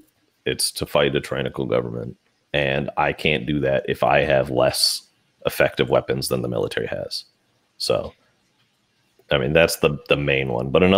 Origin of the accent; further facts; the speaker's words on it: United States; I'm an American